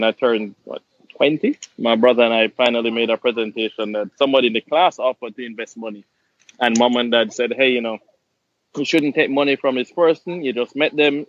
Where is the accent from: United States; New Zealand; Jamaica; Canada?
Jamaica; moved away; I'm Jamaican.